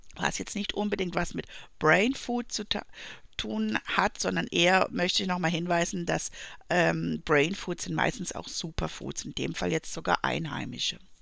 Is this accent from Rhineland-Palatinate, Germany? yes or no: no; Black Forest, Baden-Württemberg, Germany; aus dem Schwarzwald, wo ich herkomme